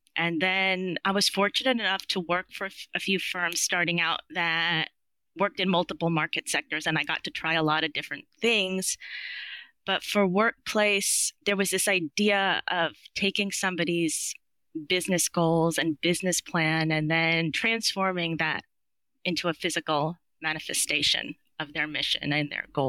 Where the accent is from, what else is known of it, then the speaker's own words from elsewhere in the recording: New York, United States; I'm from New York